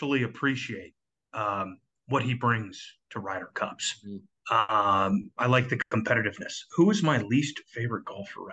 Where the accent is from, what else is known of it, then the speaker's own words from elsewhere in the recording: United States; being American